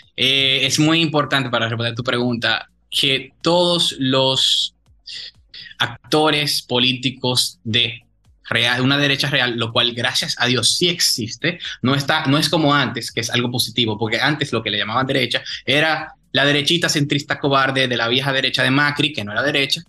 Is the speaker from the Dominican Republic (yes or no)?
yes; Dominican Republic